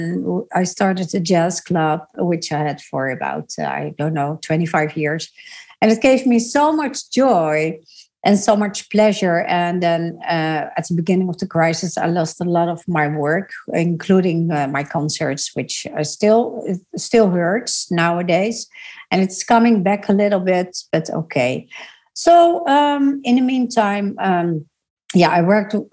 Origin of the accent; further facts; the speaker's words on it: Netherlands; I grew up in the Netherlands